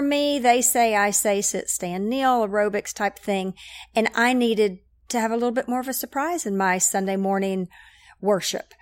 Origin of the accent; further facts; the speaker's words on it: Knoxville, Tennessee, United States; I am from Knoxville, grew up, um, Catholic over at Sacred Heart